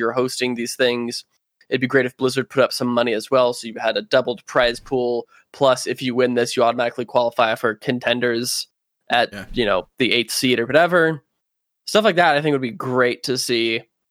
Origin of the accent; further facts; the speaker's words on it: Orlando, Florida, United States; because I'm from Orlando and Florida Mayhem is my team